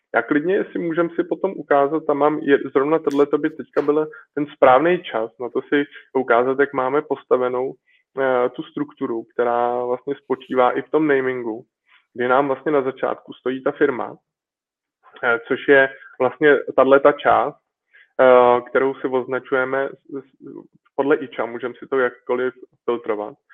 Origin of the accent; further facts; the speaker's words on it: Czechia; jsem prostě Čech a češtinu mám rád